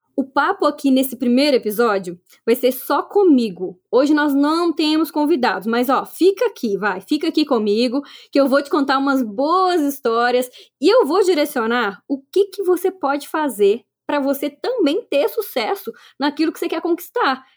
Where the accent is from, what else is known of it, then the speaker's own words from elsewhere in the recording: Minas Gerais, Brazil; accent: mineiro; eu sou mineira, né? Não vai ter jeito. Esse sotaque mineiro aqui tá em mim